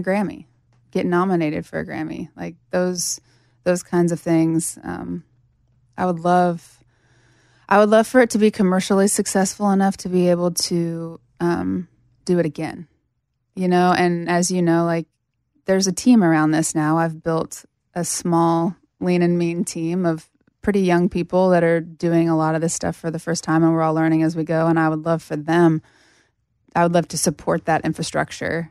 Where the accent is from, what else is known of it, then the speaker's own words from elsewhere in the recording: Sterling, Kansas, United States; moved away; I was living in my hometown in Kansas at this, at this point